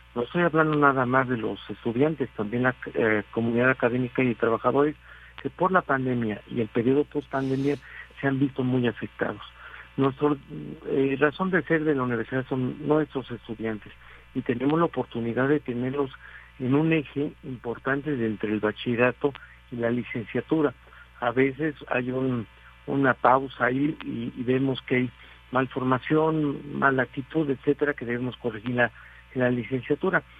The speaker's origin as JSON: {"language": "Spanish", "country": "Mexico"}